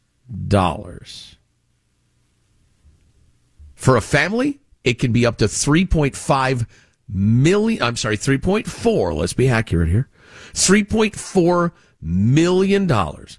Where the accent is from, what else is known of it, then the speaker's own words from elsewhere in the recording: Chicago, Illinois, United States; as a kid growing up in Chicagoland